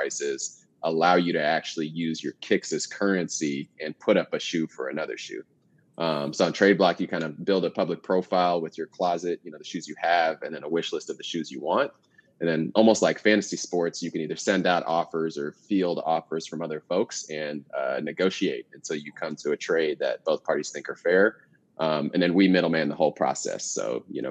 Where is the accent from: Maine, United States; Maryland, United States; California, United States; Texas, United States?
Texas, United States; Houston; now in Austin, United States; I'm calling in from Austin, Texas, by way of Houston